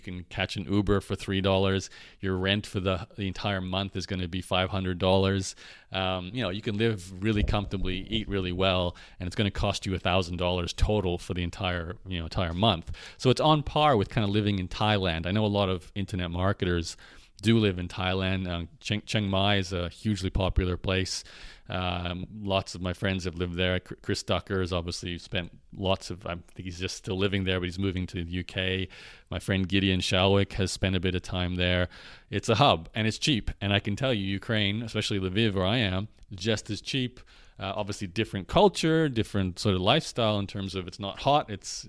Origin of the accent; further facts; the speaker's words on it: Canada; because I'm a Canadian and Australian, so I can't really live in Europe right now.